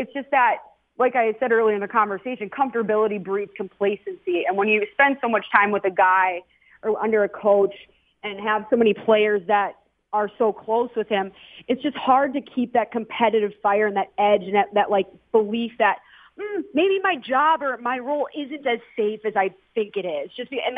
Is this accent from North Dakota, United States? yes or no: no; Minnesota, United States; also born or lived in East Coast; now in Las Vegas, United States; I'm from Minnesota originally